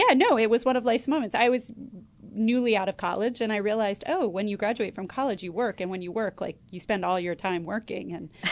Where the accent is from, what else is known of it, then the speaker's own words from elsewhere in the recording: Connecticut, United States; moved away; also born or lived in Brooklyn, New York; I grew up in Connecticut